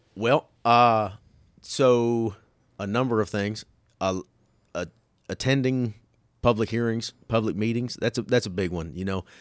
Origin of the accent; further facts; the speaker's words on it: Orlando, Florida, United States; I was born and raised in Orlando.